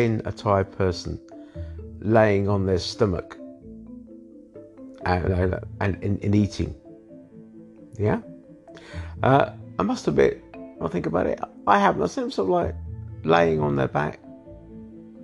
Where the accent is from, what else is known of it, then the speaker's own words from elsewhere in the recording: London, United Kingdom; I was born in London as well.